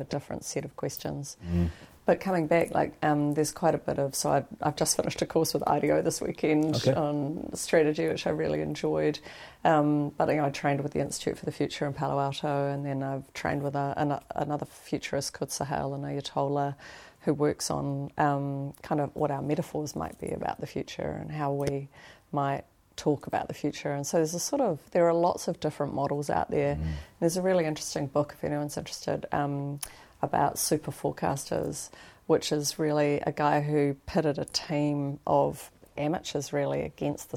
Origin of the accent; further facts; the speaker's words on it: Wellington, New Zealand; I grew up over in Northland, you know, in Wellington